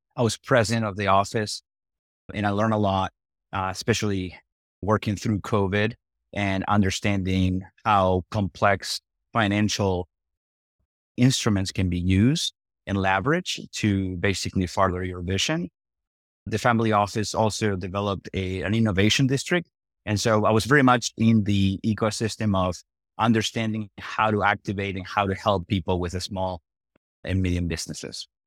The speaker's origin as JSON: {"language": "English", "country": "Argentina", "also_born_or_lived": "Iowa / Nebraska", "moved": "yes", "lives_now": "Omaha, United States", "said": "I'm originally from Argentina"}